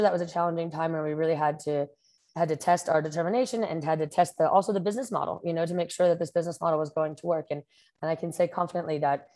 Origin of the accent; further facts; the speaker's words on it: New Jersey, United States; moved away as an adult; also born or lived in New York City, United States; now in Costa Rica; I'm originally from New Jersey, and I've been living here in Costa Rica for the past 10 years